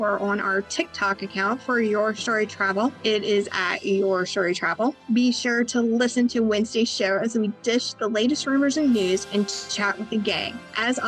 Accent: Florence, Kentucky, United States; we're from Kentucky

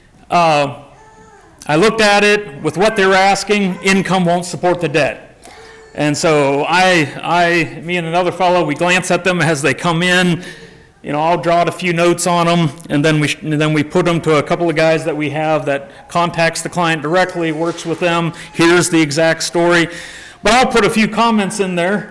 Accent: South Carolina, United States; I'm from South Carolina

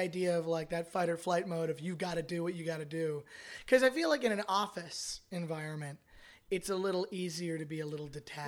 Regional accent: Canada; now in United States; I'm Canadian

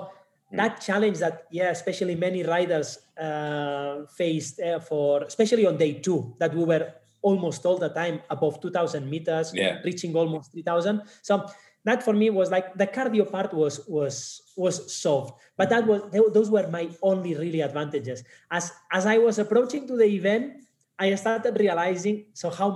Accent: Barcelona, Catalonia, Spain; moved away as an adult; now in Kenya; I'm originally from Barcelona, Spain, based in Kenya since 2015

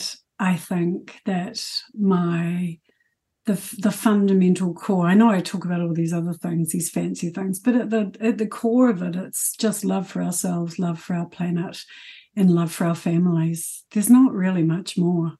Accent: South Island, New Zealand; moved away as an adult; now in Auckland, New Zealand; Actually moving to Auckland from the South Island, because I've been in the South Island my whole life

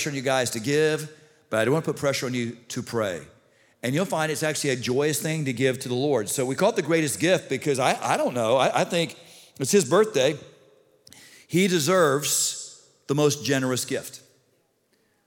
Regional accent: Hollywood, Florida, United States; I grew up in South Broward, down in Hollywood. I grew up in Hollywood Hills

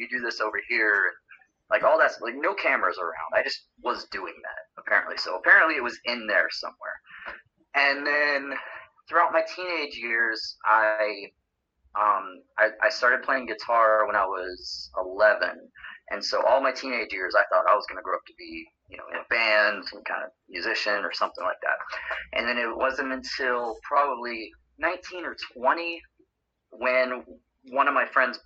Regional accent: Florida, United States; I'm from Florida originally

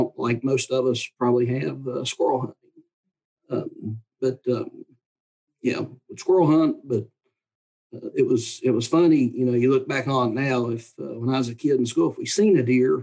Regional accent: Wyoming County, West Virginia, United States; I grew up in Wyoming County

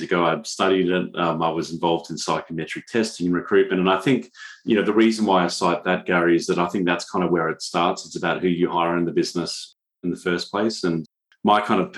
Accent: Australia; I'm from Australia

